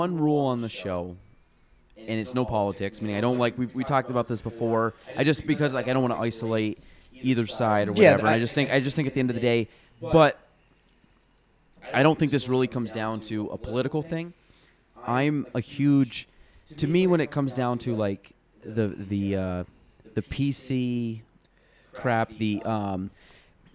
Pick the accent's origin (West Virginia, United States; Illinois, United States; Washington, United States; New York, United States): New York, United States; Chazy; I'm from Chazy, so, like, the chicken farm